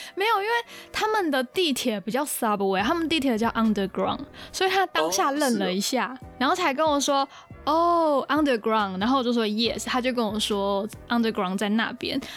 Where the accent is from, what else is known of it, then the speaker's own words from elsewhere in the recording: northern Taiwan, Taiwan; 我也是北部人